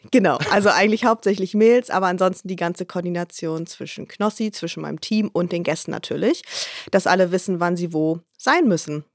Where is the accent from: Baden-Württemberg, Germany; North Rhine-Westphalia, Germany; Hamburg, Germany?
Hamburg, Germany; Ich komme aus Hamburg